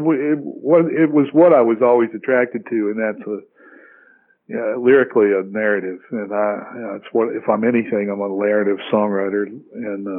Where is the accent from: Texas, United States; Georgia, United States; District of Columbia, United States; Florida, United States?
Georgia, United States; LaGrange; moved away as an adult; also born or lived in Long Island City, Queens, New York / Atlanta, Georgia / Manhattan, New York / Nashville, Tennessee; then we moved to Georgia, South Georgia, a place called LaGrange, when I was seven, and grew up there and went to college in Atlanta.